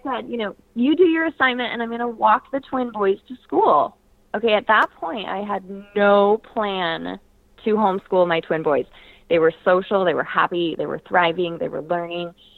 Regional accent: Portland, Oregon, United States; I grew up in Portland, Oregon

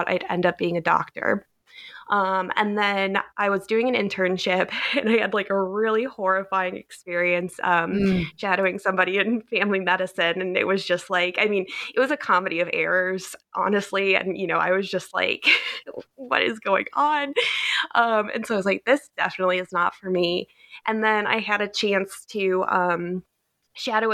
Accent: Cleveland, Ohio, United States; moved away; I grew up in Cleveland, Ohio, in the U.S.

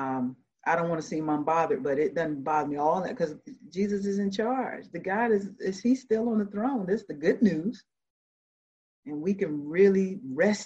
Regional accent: Georgia, United States; moved away as an adult; also born or lived in Savannah, Georgia / Decatur, Georgia; So I grew up in Georgia. I'm a Georgia peach.

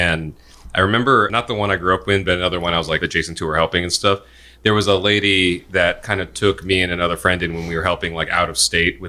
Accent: Indiana, United States; I was raised in Indiana, but my family's Korean

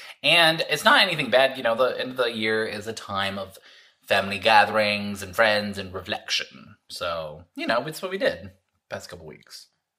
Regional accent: Florida, United States; I'm from Florida, the weather's kind of always crazy

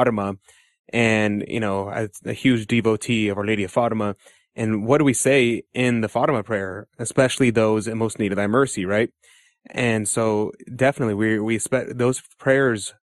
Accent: United States; I'm an American

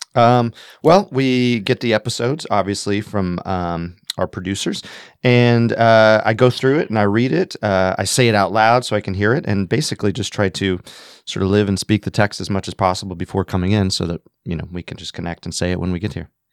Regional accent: Montana, United States; moved away as an adult; also born or lived in Massachusetts / New York City; now in Los Angeles, United States; I was born and raised in Montana

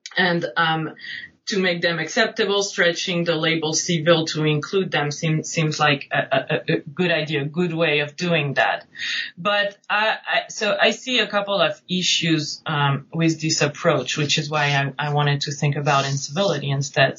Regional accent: Nice, Provence-Alpes-Côte d'Azur, France; moved away; also born or lived in New England; I'm originally from France. I grew up right outside Nice on the French Riviera.

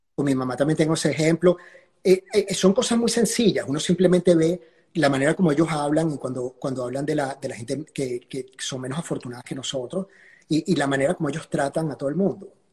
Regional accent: Caracas, Capital District, Venezuela; yo crecí en la Florida

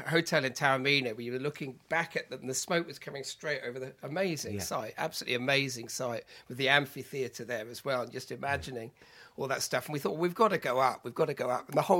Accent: Solva, Wales, United Kingdom; When I was growing up in Wales, in Pembrokeshire, I was brought up in sunny Solva.

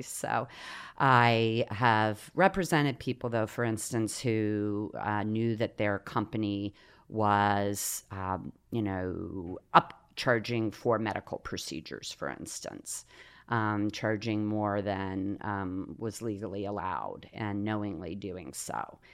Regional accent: Ohio, United States; also born or lived in Coshocton, Ohio / Newark, Ohio; I was born in Coshocton, uh, which is down kind of central east Ohio, and uh, it's part of Appalachia

